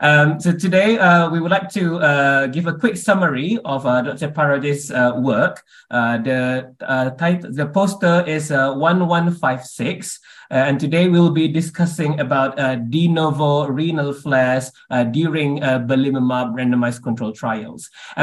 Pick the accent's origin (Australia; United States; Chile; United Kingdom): United Kingdom; Leeds, Yorkshire and the Humber; I'm from Leeds, and I'm reporting for Room Now at EULAR 2023, live from Milan, Italy.